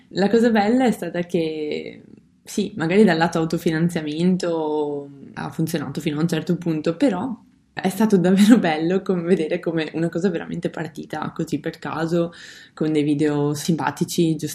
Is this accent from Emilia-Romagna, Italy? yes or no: no; Codognè, Veneto, Italy; vengo da Codognè, che è un paesino mm, nella diocesi di Vittorio Veneto, in provincia di Treviso.